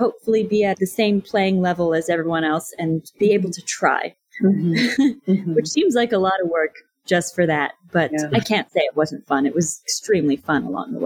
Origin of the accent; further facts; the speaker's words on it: Canada; moved away as an adult; now in Los Angeles, United States; As a Canadian, moving to Los Angeles, I knew I'd need to go through the immigration process